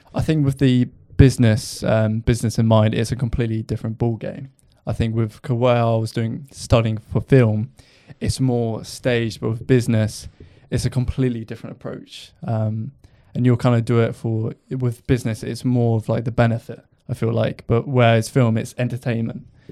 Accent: Lymington, South East England, United Kingdom; I'm from Lymington, so not too far, but I commute from Lymington to Southampton

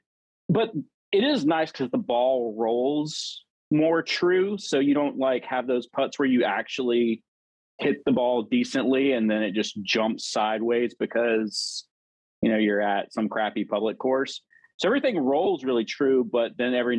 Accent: Augusta, Georgia, United States; also born or lived in Atlanta, Georgia; now in Peachtree City, United States; I'm originally from Augusta, Georgia

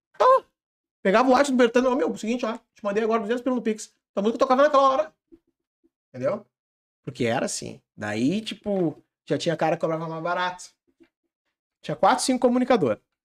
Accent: Vale, Rio Grande do Sul, Brazil; Eu sou do Vale

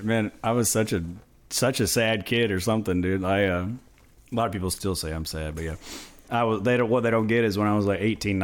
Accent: Moody, Texas, United States; now in Dallas, United States; we're both from Moody over there

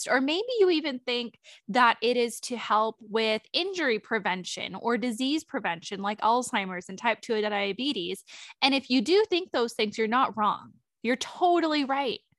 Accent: Sonoma, California, United States; Dilip and I have actually been out of town in Sonoma. Um, we were visiting um, my hometown and now we're back

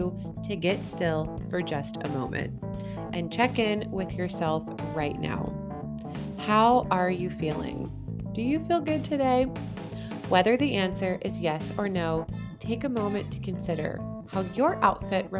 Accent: Greensburg, Pennsylvania, United States; now in California, United States; my hometown of Greensburg, Pennsylvania

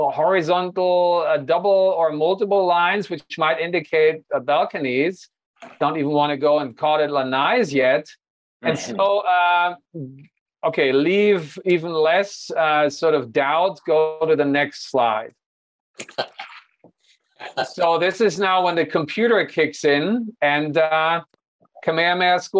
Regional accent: Hanover, Lower Saxony, Germany; moved away; my hometown, the NordLB

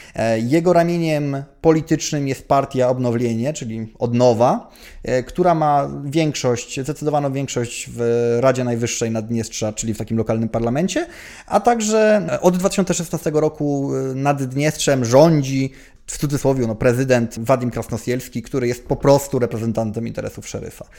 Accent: Poland; że Polakiem

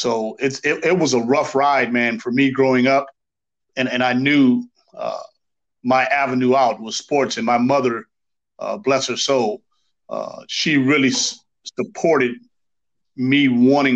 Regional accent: Los Angeles, California, United States; moved away as an adult; now in Germany; I'm originally from California, Los Angeles, California, the hood, Crenshaw District area, you know. Okay. So I grew up in that gang banging era

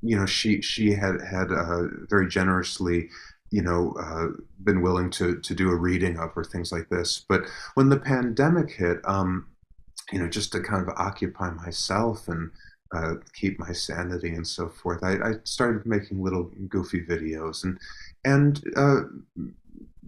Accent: Chicago, Illinois, United States; I grew up in Chicago

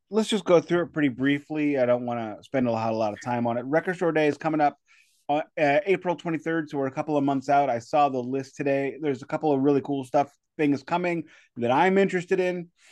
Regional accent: St. Louis, Missouri, United States; I'm from South City, St. Louis

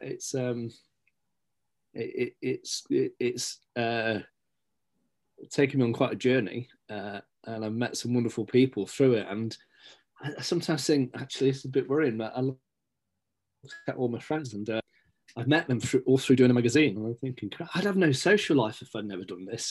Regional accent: Stapleford, East Midlands, United Kingdom; also born or lived in Scotland; now in Beeston, United Kingdom; I was born in Scotland, but grew up in Stapleford.

